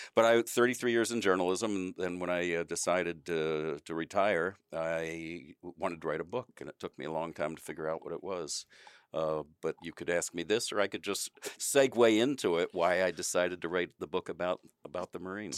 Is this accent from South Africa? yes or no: no; Wilmington, Delaware, United States; moved away as an adult; also born or lived in Washington, D.C.; I'm from Wilmington, Delaware